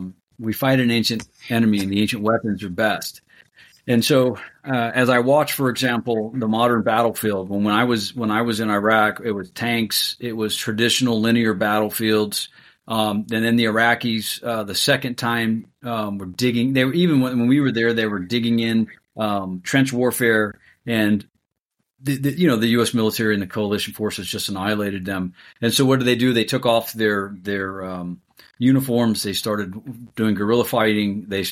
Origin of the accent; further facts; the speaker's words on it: Columbus, Ohio, United States; I'm originally from Columbus, Ohio.